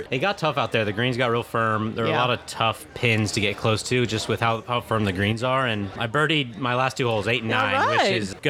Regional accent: Charleston, South Carolina, United States; born there; I was born in Charleston, South Carolina

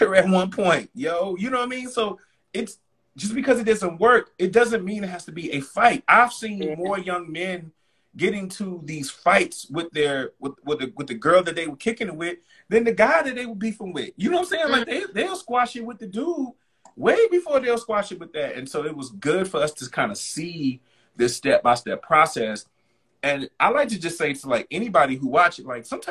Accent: United States; as Black American Blacks growing up in this country

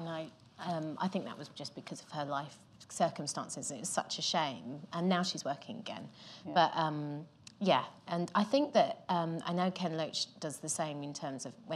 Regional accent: Gravesend, South East England, United Kingdom; I'm from Gravesend

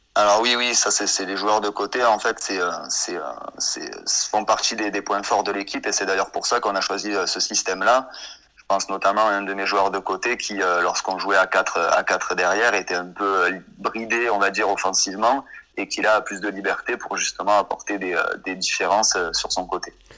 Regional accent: Anduze, Occitania, France; moved away as an adult; also born or lived in Montpellier; je suis originaire du Gard au départ

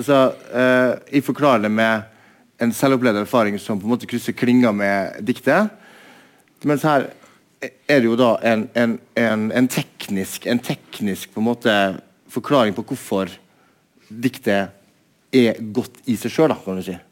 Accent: Molde, Møre og Romsdal, Norway; moved away as an adult; also born or lived in Bergen; Jeg kommer fra Molde og eh, vokste opp eh, på en måte i et litterært hjem

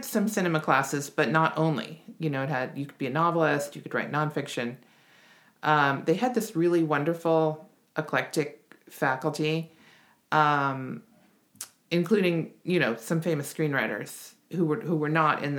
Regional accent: Washington, District of Columbia, United States; I grew up in Washington, D.C.

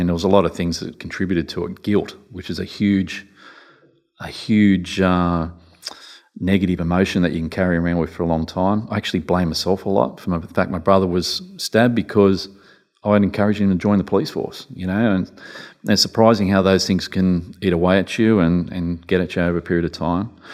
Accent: Newcastle, New South Wales, Australia; I was brought up in Newcastle

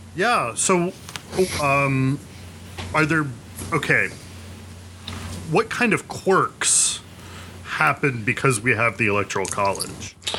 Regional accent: West Virginia, United States; now in Jersey City, United States; I'm from West Virginia

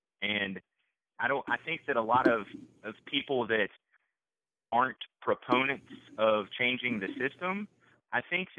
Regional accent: West Virginia, United States; I'm from a state, you know, I'm from West Virginia.

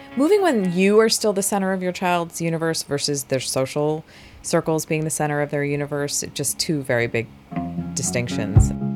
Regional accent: New Jersey, United States; I was born and raised in New Jersey

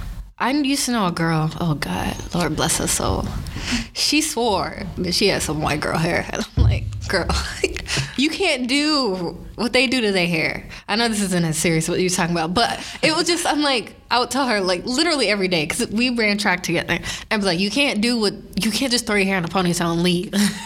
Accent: Houston, Texas, United States; And I'm from Houston, so it's very humid.

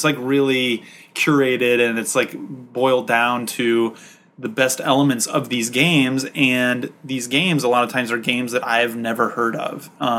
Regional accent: United States; being an American and coming here

